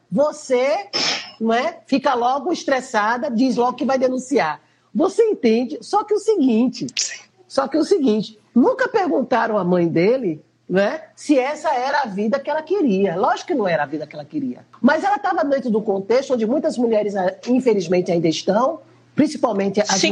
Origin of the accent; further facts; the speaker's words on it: Recife, Pernambuco, Brazil; nós que somos aqui do Nordeste